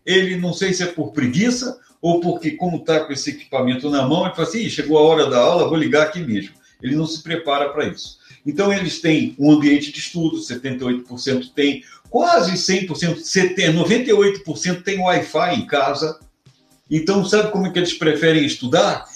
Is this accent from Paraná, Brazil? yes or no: no; Rio de Janeiro, Brazil; moved away as an adult; eu sou carioca, eu nasci e vivi no Rio de Janeiro, por mais de 30 anos